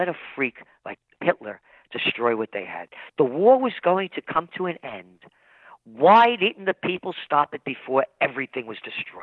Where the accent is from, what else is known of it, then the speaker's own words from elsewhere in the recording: New York City, New York, United States; born in the Bronx